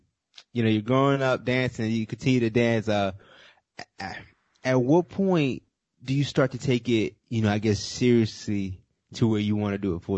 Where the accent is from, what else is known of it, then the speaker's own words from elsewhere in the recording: Munich, Bavaria, Germany; I was born in Munich.